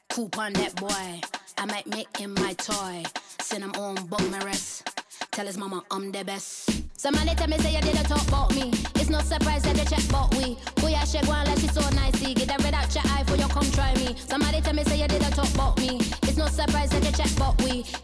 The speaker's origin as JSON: {"language": "English", "town": "Brooklyn", "region": "New York", "country": "United States", "also_born_or_lived": "Virginia", "said": "Yes, a lot of people know me from Brooklyn. I'm from Brooklyn by way of Virginia"}